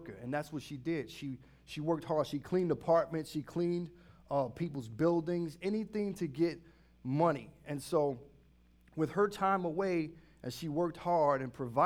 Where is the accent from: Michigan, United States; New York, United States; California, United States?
New York, United States; New York City; moved away as an adult; I grew up in New York City in the 80s. And if you know anything about South Bronx